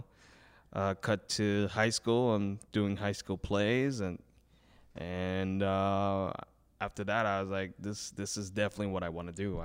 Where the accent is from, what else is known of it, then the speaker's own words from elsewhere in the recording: New York City, New York, United States; I'm from Brooklyn